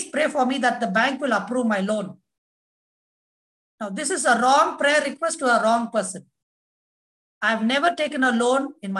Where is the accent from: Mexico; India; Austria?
India; as an Indian with an Indian passport